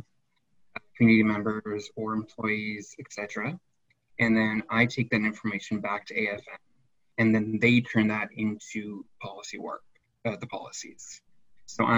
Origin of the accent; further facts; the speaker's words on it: Glooskap First Nation, Nova Scotia, Canada; also born or lived in Halifax, Nova Scotia; I'm originally from Glooskap First Nation in Nova Scotia. I lived there my entire life until 2014 when I moved away for university at Dalhousie